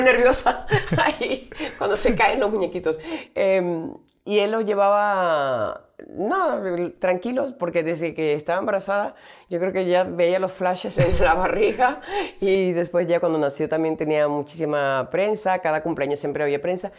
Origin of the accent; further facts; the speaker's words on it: Venezuela; soy venezolana